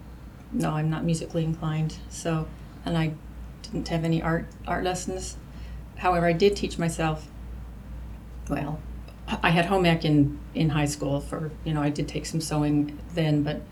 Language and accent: English; Salt Lake City, Utah, United States; moved away; I was born in Salt Lake City.